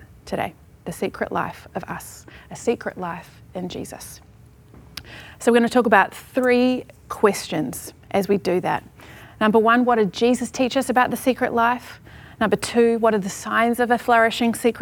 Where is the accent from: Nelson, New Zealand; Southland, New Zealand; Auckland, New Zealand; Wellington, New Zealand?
Wellington, New Zealand; Lower Hutt; moved away; I grew up in Lower Hutt, New Zealand